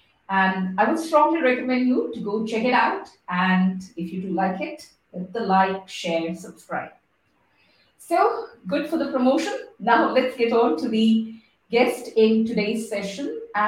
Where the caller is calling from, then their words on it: Singapore; because I'm calling in from Singapore, so it's the weather is pretty opposite to that. It's warm.